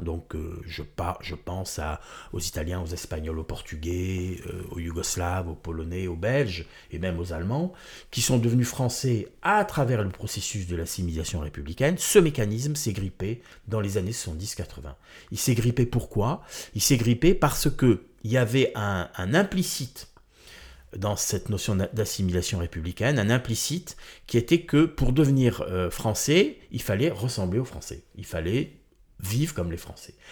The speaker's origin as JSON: {"language": "French", "town": "Marseille", "region": "Provence-Alpes-Côte d'Azur", "country": "France", "tie": "born or raised there", "also_born_or_lived": "Corsica", "moved": "yes", "said": "je suis né à Marseille"}